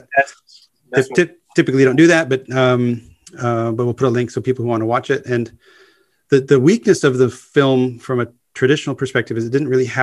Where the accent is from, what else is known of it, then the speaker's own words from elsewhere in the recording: United States; as an American English speaker